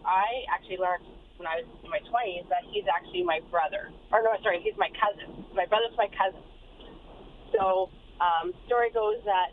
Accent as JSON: {"language": "English", "region": "Saskatchewan", "country": "Canada", "tie": "born or raised there", "said": "we grew up in Saskatchewan"}